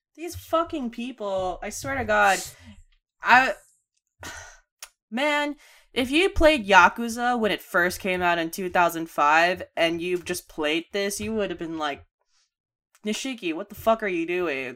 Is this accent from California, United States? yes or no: yes; Bay Area, California, United States; born or raised there